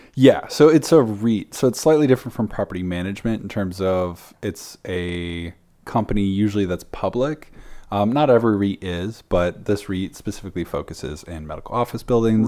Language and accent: English; South Africa; I'm from South Africa